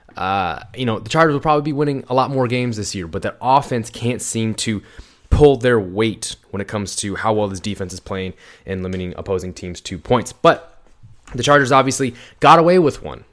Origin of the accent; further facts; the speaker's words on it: Iowa, United States; we, we grew up in Iowa